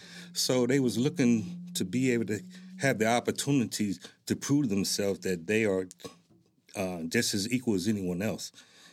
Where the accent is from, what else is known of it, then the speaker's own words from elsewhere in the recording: Newark, New Jersey, United States; moved away as an adult; now in Lawton, United States; And that's where I was born and raised, and right out of high school is when I joined the military.